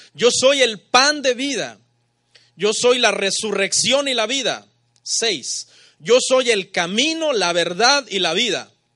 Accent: Mexico; Los mexicanos pensamos como mexicanos.

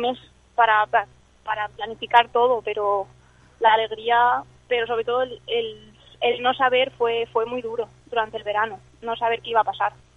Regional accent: Spain; born or raised there; also born or lived in Scotland

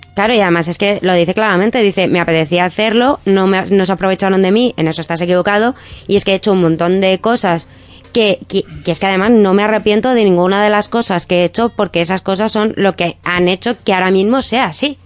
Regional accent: Madrid, Community of Madrid, Spain; siempre he vivido en Madrid

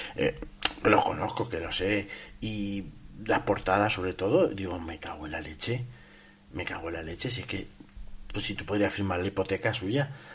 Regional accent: Castilla-La Mancha, Spain; yo como, como, manchego

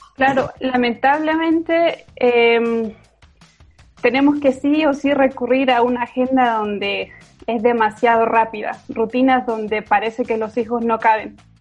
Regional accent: Chile; now in Guatemala; soy chilena.

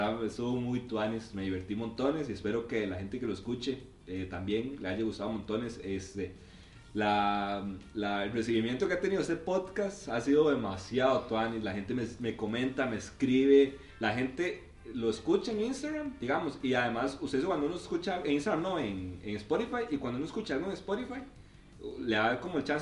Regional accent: Costa Rica; como buen tico

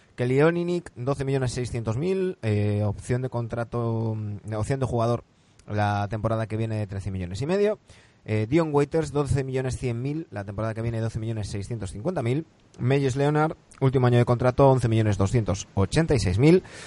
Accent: Galicia, Spain; soy gallego

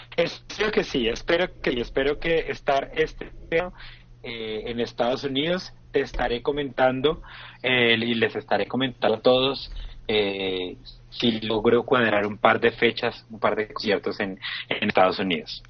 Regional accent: Colombia

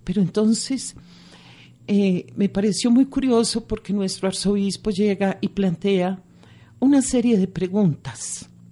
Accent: Medellín, Antioquia, Colombia; Yo soy nacida en Medellín

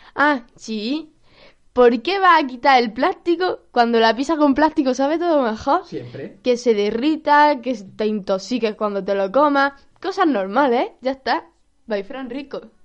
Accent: Granada, Andalusia, Spain; soy de Granada

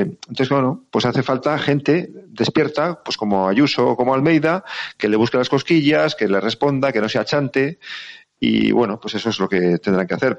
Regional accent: Navarre, Spain; Soy, soy Navarro

